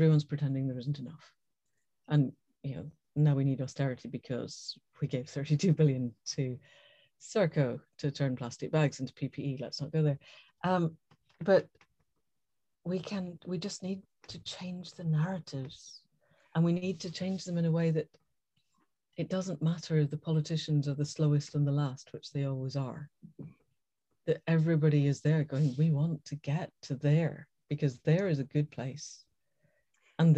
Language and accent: English; Scotland, United Kingdom; I was born and brought up in Scotland